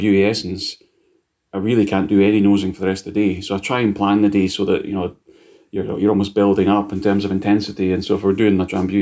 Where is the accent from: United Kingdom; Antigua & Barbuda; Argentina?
United Kingdom; Scotland; I'm Scottish